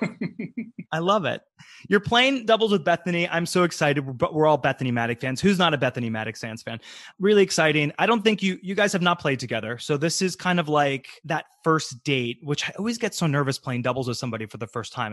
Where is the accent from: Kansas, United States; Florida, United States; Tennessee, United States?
Florida, United States; Tampa; I'm from Tampa, Florida, born and raised, so I know it very well. I'm from North Tampa